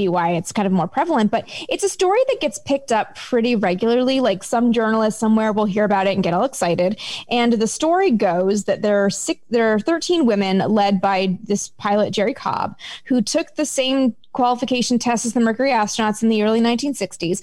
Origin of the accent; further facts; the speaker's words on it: Canada; I'm from Canada